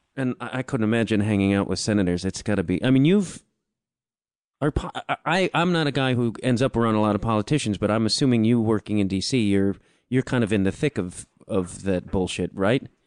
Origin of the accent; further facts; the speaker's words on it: Chicago, Illinois, United States; I'm from Chicago